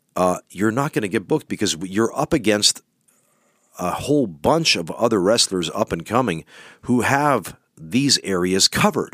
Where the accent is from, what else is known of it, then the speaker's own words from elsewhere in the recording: Canada; now in Finland; we're from Canada